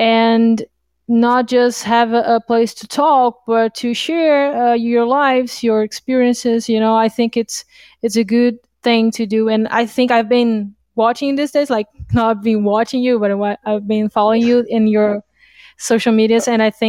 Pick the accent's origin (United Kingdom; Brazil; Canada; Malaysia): Brazil; English is a second language; I am from Brazil. I live here since I was born, so that's my place.